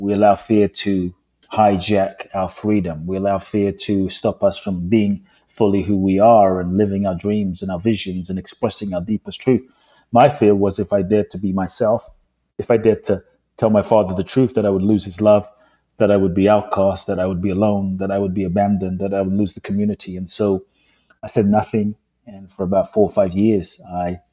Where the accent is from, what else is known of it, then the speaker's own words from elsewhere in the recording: London, United Kingdom; moved away as an adult; also born or lived in Ghana; now in United States; I grew up in London. Lived in the US for 20 plus years now.